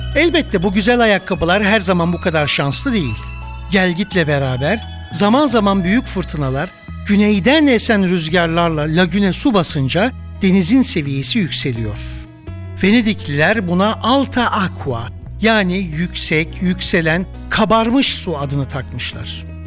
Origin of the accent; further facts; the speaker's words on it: Samsun, Turkey; moved away; also born or lived in Istanbul / Nice; Samsun'da Karadenizimize 10 metre uzakta doğdum, onunla büyüdüm.